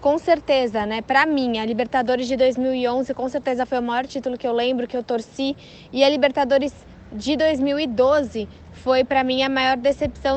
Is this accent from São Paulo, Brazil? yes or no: yes; São Paulo, Brazil; Eu sou de São Paulo